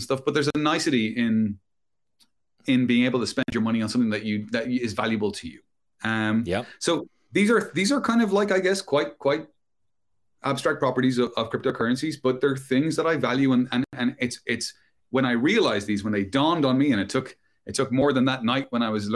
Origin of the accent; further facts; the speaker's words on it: Ireland; moved away as an adult; also born or lived in London, United Kingdom; I emigrated from my home country of Ireland to the UK, to London